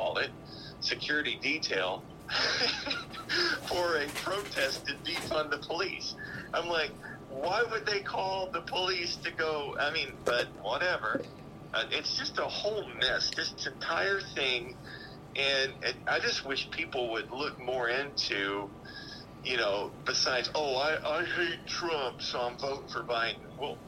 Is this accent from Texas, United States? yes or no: yes; Texas, United States; now in Florida, United States; I'm originally from Texas. Now I live in Florida